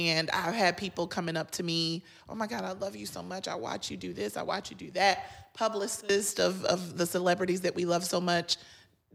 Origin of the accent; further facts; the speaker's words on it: North Carolina, United States; I'm from North Carolina. I'm one of six. My mama still lives in the projects.